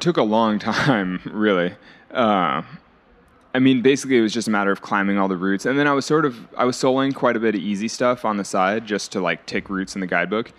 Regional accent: California, United States; I was growing up in California

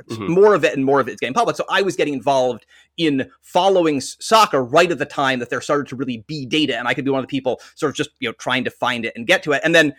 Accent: Western Massachusetts, United States; I grew up in Western Massachusetts.

